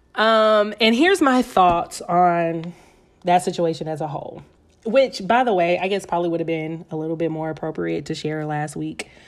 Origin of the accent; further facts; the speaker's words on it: Atlanta, Georgia, United States; I'm from Atlanta